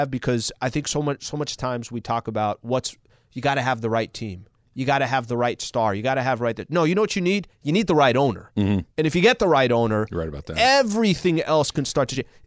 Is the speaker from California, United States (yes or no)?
yes; Anaheim, California, United States; I grew up in Anaheim. It's a little bit of an attraction for me.